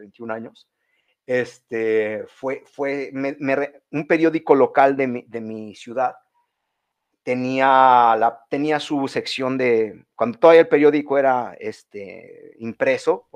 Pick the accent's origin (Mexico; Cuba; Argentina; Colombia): Mexico; nosotros sí somos mexicanos